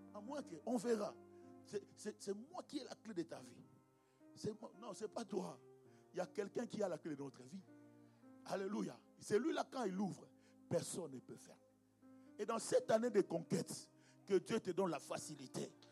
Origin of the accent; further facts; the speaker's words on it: DR Congo; chez nous au Congo